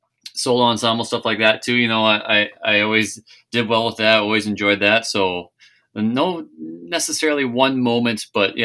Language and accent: English; Annandale, Minnesota, United States; I grew up in Annandale, Minnesota